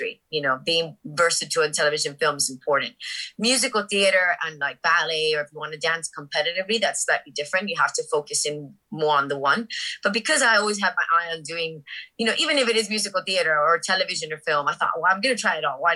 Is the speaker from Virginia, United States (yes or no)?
no; Miami, Florida, United States; moved away; I grew up in Miami. My whole family's Cuban. I was the first one born in the USA